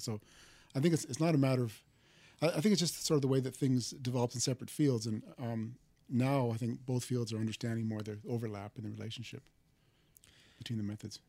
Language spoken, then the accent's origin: English; Canada; moved away as an adult; also born or lived in Waterloo, Canada / Toronto, Canada; now in Stanford, United States; I'm Canadian